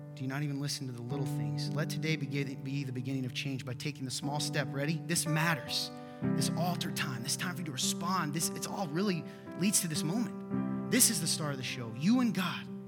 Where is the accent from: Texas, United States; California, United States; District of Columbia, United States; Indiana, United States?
Indiana, United States; Nappanee; I'm from Napan, Indiana. I live there